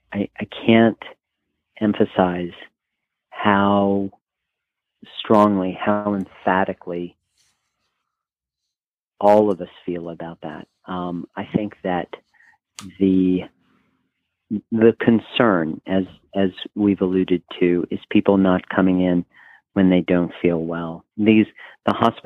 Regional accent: New Orleans, Louisiana, United States; moved away; I'm originally from New Orleans

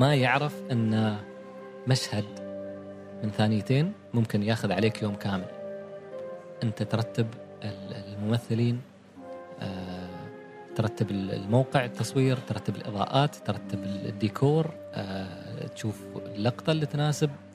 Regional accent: Oman; إحنا كعمانيين

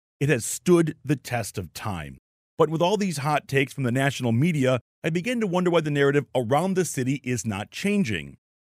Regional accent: Detroit, Michigan, United States; I'm from Detroit, or at least nearby.

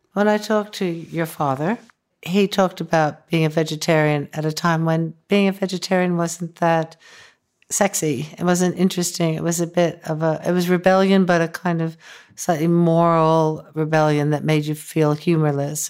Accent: upstate New York, United States; I grew up in upstate New York.

